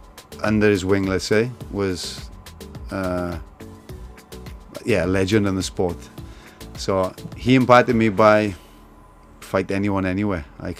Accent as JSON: {"language": "English", "region": "South Wales", "country": "United Kingdom", "tie": "born or raised there", "moved": "yes", "lives_now": "Hong Kong", "said": "I'm a Welshman here in Hong Kong."}